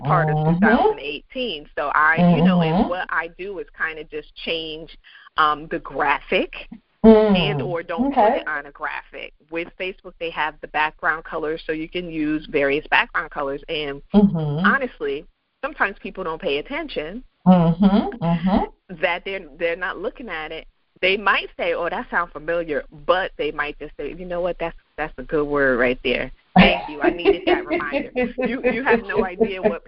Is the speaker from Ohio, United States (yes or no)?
no; Connecticut, United States; moved away as an adult; now in Virginia, United States; I'm originally from Connecticut, and I made the wonderful decision that I was going to leave Connecticut